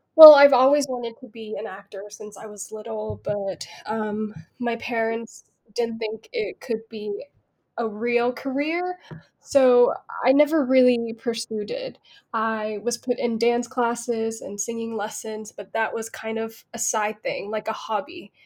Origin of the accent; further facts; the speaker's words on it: Bangkok, Thailand; I I grew up in Bangkok and there was no drama school